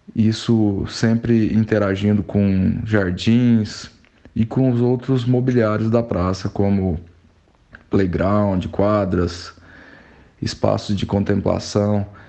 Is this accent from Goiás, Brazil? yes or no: yes; Goiânia, Goiás, Brazil; sou natural de Goiânia